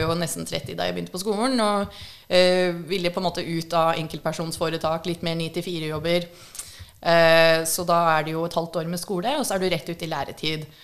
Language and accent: Norwegian; Hurdal, Akershus, Norway; also born or lived in Fargo, North Dakota, United States / Minnesota, United States; now in Oslo, Norway; Det er ikke noe inner city jeg kommer ifra. Jeg er fra Hurdal og reservatet